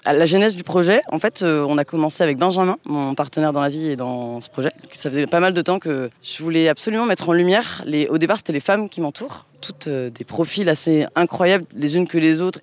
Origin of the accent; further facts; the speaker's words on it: Paris, Île-de-France, France; moved away as an adult; now in Marseille, France; je suis marseillaise depuis 8 ans du coup maintenant donc euh, anciennement parisienne